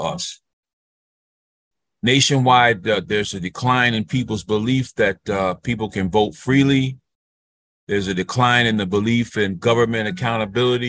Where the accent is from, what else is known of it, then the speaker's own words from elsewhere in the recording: New Haven, Connecticut, United States; moved away; my hometown in New Haven, Connecticut